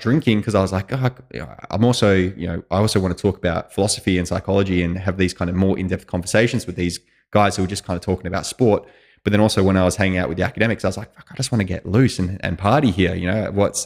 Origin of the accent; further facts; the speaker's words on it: Australia; moved away as an adult; I was from Australia